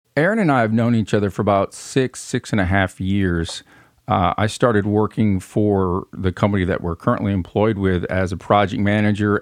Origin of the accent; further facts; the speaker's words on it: Flint, Michigan, United States; accent: northern twang; moved away as an adult; now in Union City, United States; I was born and raised in Flint, Michigan